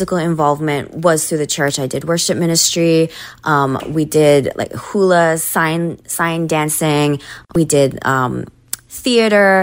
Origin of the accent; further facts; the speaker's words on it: Oahu, Hawaii, United States; also born or lived in Maui, Hawaii / Japan; I am from Hawaii, born and raised there. I was born on the island of Maui, but I spent most of my time growing up on the island of Oahu, which is where Honolulu and Waikiki are.